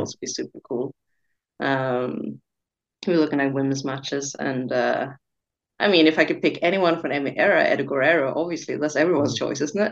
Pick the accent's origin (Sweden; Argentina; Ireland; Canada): Sweden; Stockholm, Stockholm County; trying as well to build something here in my hometown in Scandinavia.